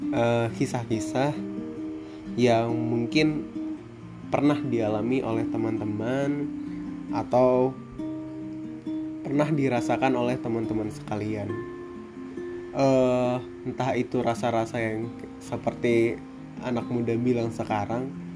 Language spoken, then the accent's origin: Indonesian; Baturaja, South Sumatra, Indonesia; asal saya dari Batur Raja, Sumatera Selatan, Indonesia